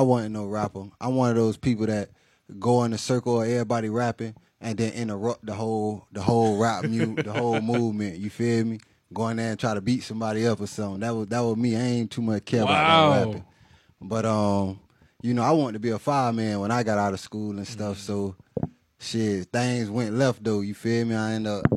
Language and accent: English; Miami, Florida, United States; I'm from Miami-Dade, Florida, down south to be exact